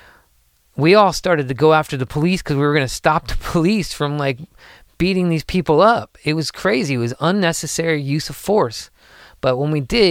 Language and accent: English; United States; as an American, United States citizen